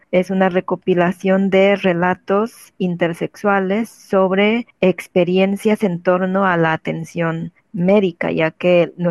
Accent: Juchitán, Oaxaca, Mexico; yo soy originaria de Oaxaca, de Juchitán, Oaxaca.

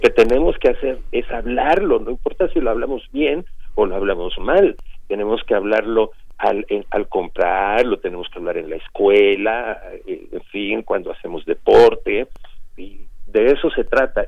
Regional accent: Mexico City, Mexico; Yo nací en la Ciudad de México

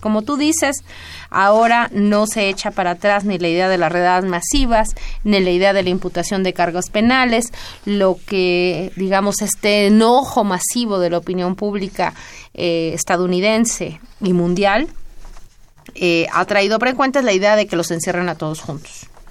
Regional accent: Mexico; como sociedad mexicana

